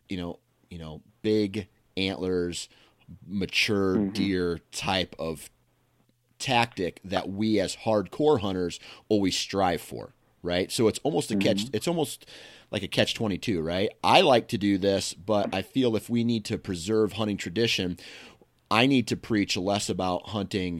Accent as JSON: {"language": "English", "region": "Iowa", "country": "United States", "said": "I'm from Iowa"}